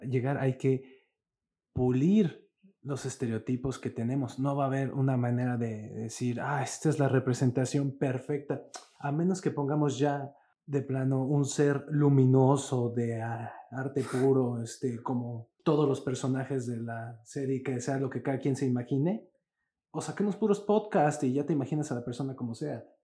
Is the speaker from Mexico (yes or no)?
yes; Mexico; todos los que vivimos en este pedazo de tierra en que llamamos México somos así